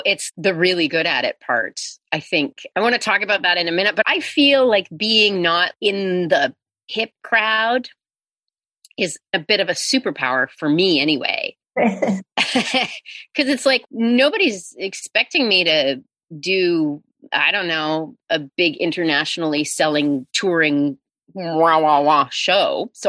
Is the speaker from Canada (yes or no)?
yes; Calgary, Alberta, Canada; My dad doesn't live in Calgary anymore, but born and raised in Calgary.